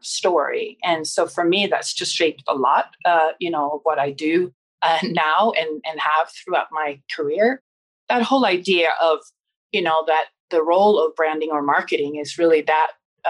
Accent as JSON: {"language": "English", "town": "Stockholm", "region": "Stockholm County", "country": "Sweden", "tie": "born or raised there", "said": "I grew up in Stockholm"}